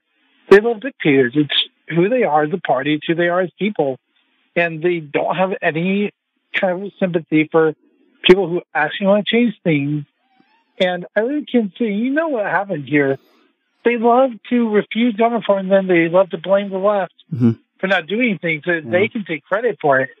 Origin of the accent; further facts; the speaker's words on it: Ecuador; moved away; my home country of Ecuador. I'm an immigrant